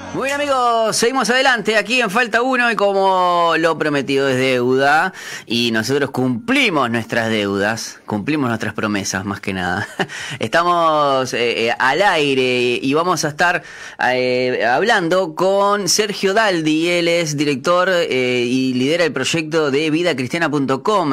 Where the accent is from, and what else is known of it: Uruguay